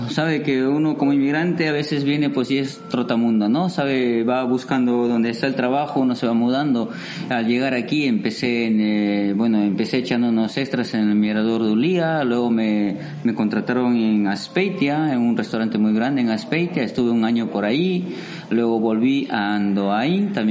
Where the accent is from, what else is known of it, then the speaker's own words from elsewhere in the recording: Iquitos, Loreto, Peru; y soy de la zona de la selva de Perú, mm, más, puntualmente de eh, la ciudad donde yo he nacido, donde yo vivo, se llama Iquitos y está a orillas del río Amazonas.